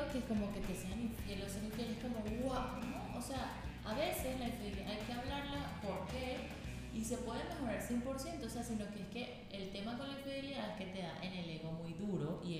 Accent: Venezuela; soy venezolana, tengo 28 años

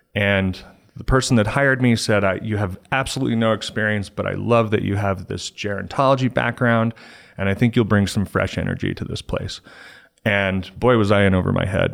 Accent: Littleton, Colorado, United States; also born or lived in California; I'm a Colorado native. I grew up in Littleton

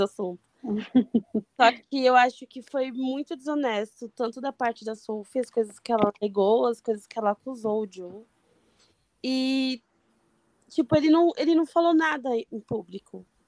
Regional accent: São Paulo, Brazil; eu sou de São Paulo, mas eu não moro no, na capital

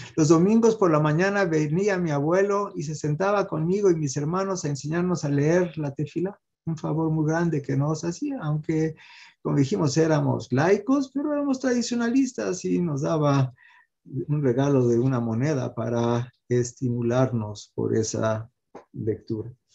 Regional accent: Mexico; Yo también nací en México

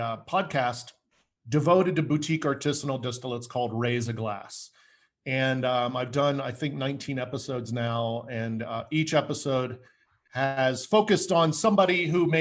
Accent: United States; also born or lived in Denver, Colorado; I'm an American fellow. I live in Denver, Colorado at the moment

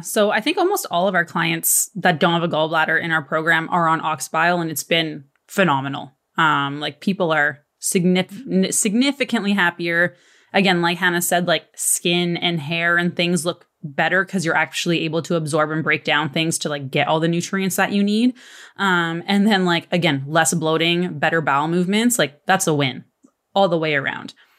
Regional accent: Canada; I'm Canadian

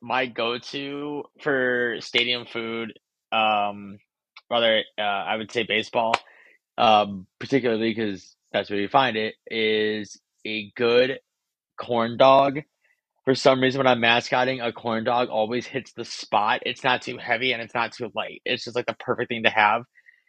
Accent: Chicago, Illinois, United States; Growing up in Chicago Cubs, been literally diehard fan since day one.

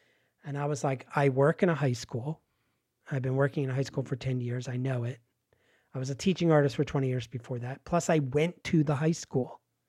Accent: Pennsylvania, United States; They shut the steel mill. in the town where I grew up in Pennsylvania, on the edge of like rural Pennsylvania and suburbia.

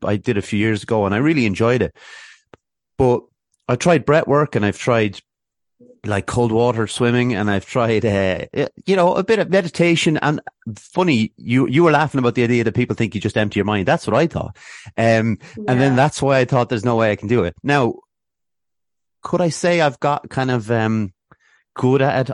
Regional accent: Athlone, Leinster, Ireland; moved away; also born or lived in Swords, North Dublin; I grew up in Athlone

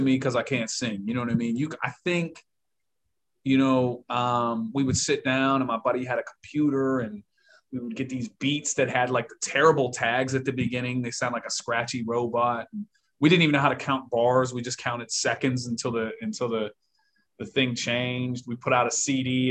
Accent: Pittsburgh, Pennsylvania, United States; I grew up in a pretty rough little neighborhood in Pittsburgh

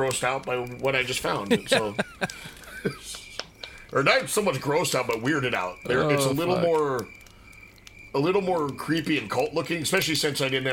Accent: North Dakota, United States; Will and I grew up there

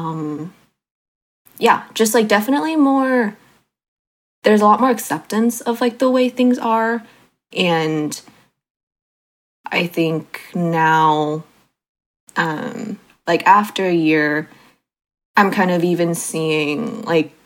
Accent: South Bay, California, United States; moved away as an adult; now in East Bay, United States; I grew up in the South Bay, and then now I'm in the East Bay

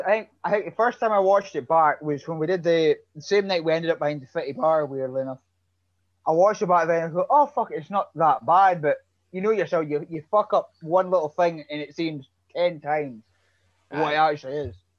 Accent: Aberdeen, Scotland, United Kingdom; Aberdeen, Scotland.

